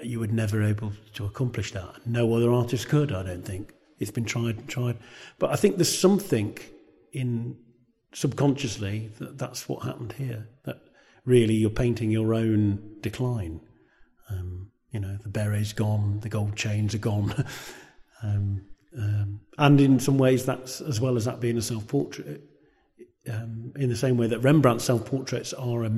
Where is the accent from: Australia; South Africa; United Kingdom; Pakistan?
United Kingdom; Coventry, West Midlands; it was the place in which I was brought up